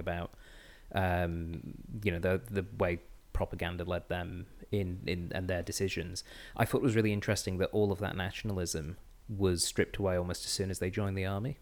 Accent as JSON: {"language": "English", "region": "England", "country": "United Kingdom", "moved": "yes", "lives_now": "Australia", "said": "as you might be able to tell, I'm from England, uh, with this, this voice of mine."}